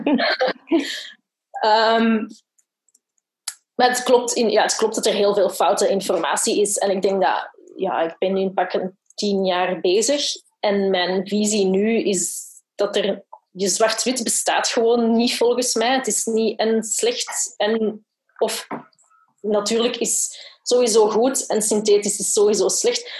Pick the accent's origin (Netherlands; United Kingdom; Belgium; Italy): Belgium; Brussels, Brussels-Capital Region; ik ben van Brussel